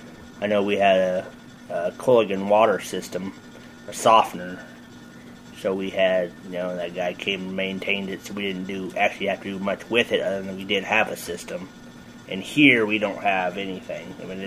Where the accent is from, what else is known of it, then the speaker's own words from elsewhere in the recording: Blockton, Iowa, United States; also born or lived in Farragut, Iowa; where I grew up in Blocken, Iowa. And then I moved to the country